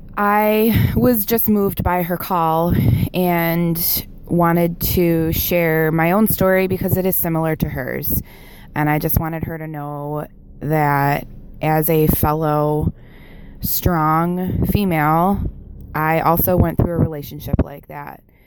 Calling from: Buffalo, New York, United States; calling from Buffalo, New York

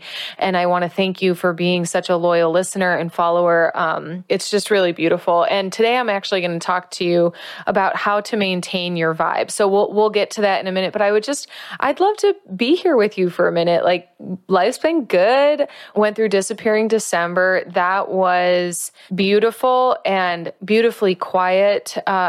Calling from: La Fortuna, Alajuela, Costa Rica; I am calling in from Costa Rica. I am specifically calling in from La Fortuna, Costa Rica. I am practicing Spanish.

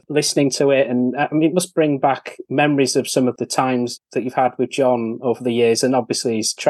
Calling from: Leeds, Yorkshire and the Humber, United Kingdom; Certainly am, yes. I'm outside Leeds.

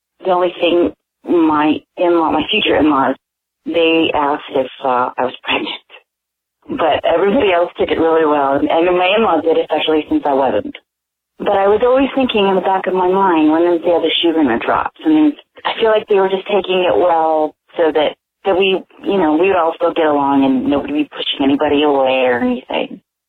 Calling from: California, United States; I'm calling from California

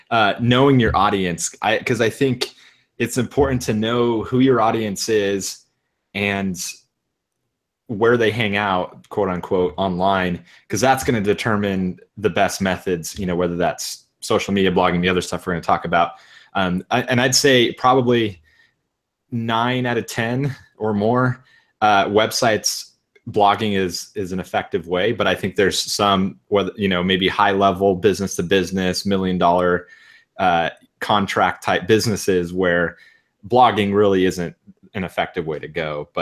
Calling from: Austin, Texas, United States; I am coming from Austin, Texas

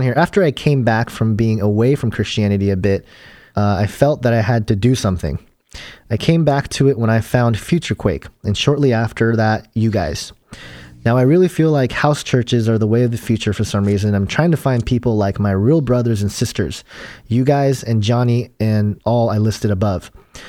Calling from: Cambridge, Minnesota, United States; I'm from Cambridge, Minnesota, by the way.

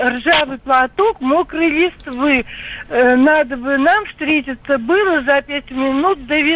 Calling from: Saint Petersburg, Russia; я из Петербурга.

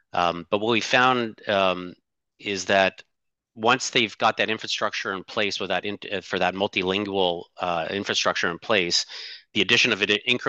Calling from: Ottawa, Ontario, Canada; I'm calling in from Ottawa, Ontario, Canada's national capital.

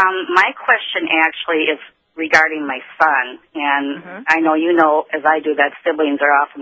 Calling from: Boston, Massachusetts, United States; I'm calling actually from Boston from the National Conference for Compassionate Friends.

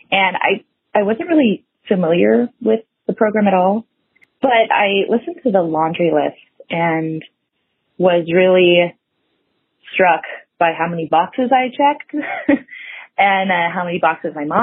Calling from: California, United States; I'm calling from California.

